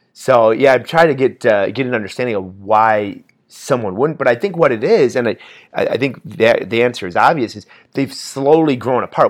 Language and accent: English; Indiana, United States; we're from Indiana